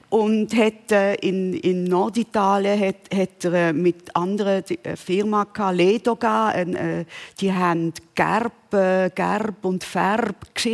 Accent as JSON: {"language": "German", "region": "Bern", "country": "Switzerland", "accent": "Bernese German", "said": "ich, ich, rede immer noch Berndeutsch, äh, gern."}